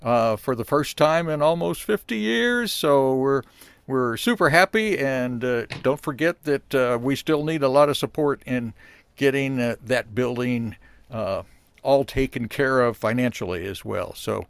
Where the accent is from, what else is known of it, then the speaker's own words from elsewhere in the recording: Columbia, Missouri, United States; And I grew up on South Garth.